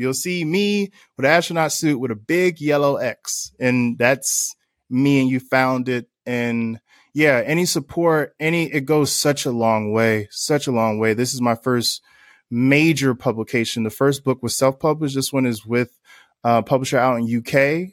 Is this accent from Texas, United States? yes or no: no; Newark, New Jersey, United States; growing up in Newark, New Jersey